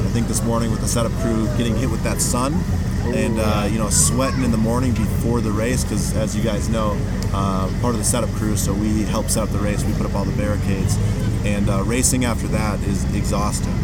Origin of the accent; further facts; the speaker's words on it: Wisconsin, United States; I'm from Wisconsin. Went to school with these two at UW Whitewater